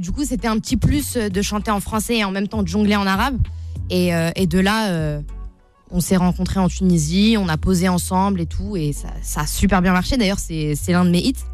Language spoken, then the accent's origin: French; Sarcelles, Île-de-France, France; also born or lived in Paris; je suis née à Paris, j'ai grandi à Sarcelles, pour ceux qui connaissent, dans le 95.